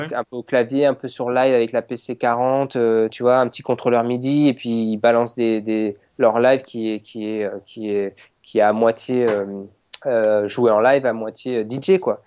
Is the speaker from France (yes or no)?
yes; France; on est français, c'est, on est fiers de l'être